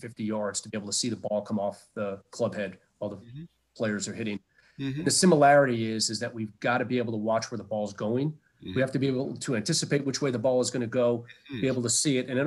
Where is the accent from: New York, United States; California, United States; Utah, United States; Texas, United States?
New York, United States; New City; Originally, I grew up in a place called New City, New York, which is about 25 miles north of Manhattan